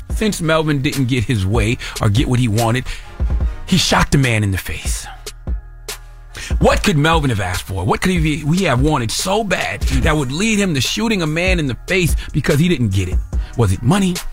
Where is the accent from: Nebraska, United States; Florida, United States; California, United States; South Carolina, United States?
South Carolina, United States; Moncks Corner; Because when I was a little boy growing up in Moncks Corner, South Carolina, okay, elementary school age, might have been like fourth grade, 1980 something